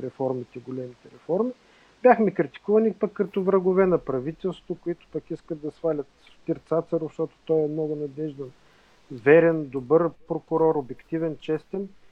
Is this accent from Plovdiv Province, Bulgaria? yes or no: no; Burgas, Burgas Province, Bulgaria; Аз съм от Бургас